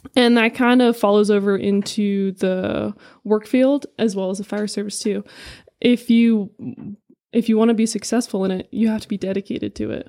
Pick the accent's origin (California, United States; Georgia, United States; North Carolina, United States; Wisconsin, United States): California, United States; San Diego; moved away as an adult; now in Prescott, United States; I'm originally from California, San Diego. I was born and raised there my whole life.